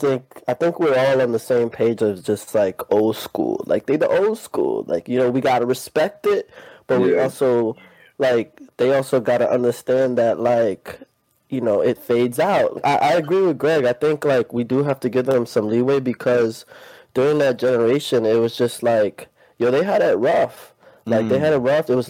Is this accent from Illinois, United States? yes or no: no; New York City, New York, United States; now in Wallingford, United States; I'm from Queens, New York, and I'm currently in Wallingford, Connecticut.